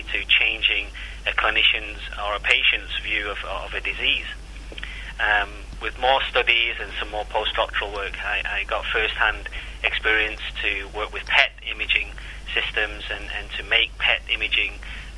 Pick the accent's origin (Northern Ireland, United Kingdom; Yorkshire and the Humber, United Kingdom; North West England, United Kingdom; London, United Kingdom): North West England, United Kingdom; Salford; moved away; I was born and bred in Salford in Manchester